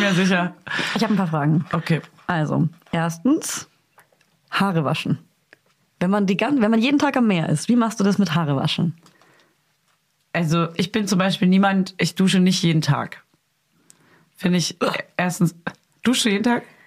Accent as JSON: {"language": "German", "town": "Hof", "region": "Bavaria", "country": "Germany", "moved": "yes", "said": "Ich komme ja aus Hof, also bisschen aus dem Umland."}